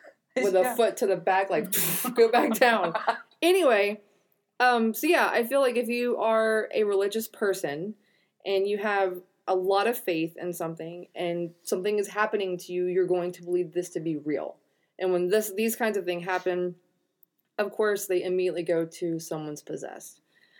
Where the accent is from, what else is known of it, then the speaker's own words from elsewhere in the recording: United States; I'm from America and that's how we talk.